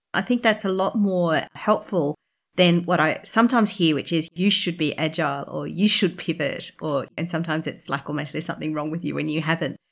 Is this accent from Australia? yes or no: yes; Brisbane, Queensland, Australia; I'm from Brisbane as well